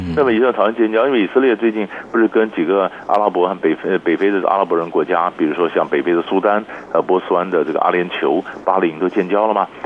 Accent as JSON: {"language": "Chinese", "country": "Taiwan", "said": "所以艺术比较就是对我们台湾人来讲，或者说比较遥远啊"}